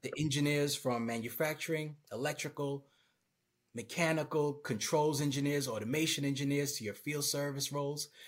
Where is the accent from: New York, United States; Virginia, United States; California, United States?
New York, United States; Brooklyn; moved away; I'm originally from Brooklyn, New York